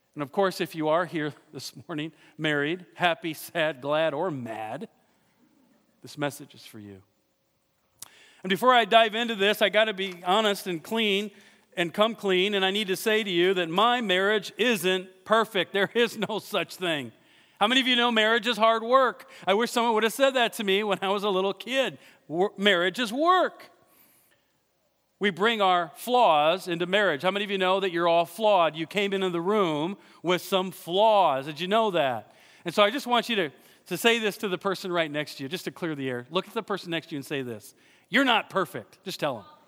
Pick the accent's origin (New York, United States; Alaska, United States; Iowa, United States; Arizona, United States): Iowa, United States; I'm from Iowa.